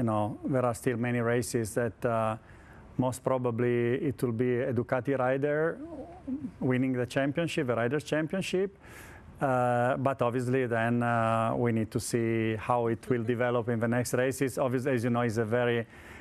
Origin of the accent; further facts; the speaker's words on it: Turin, Piedmont, Italy; English is a second language; I'm from Torino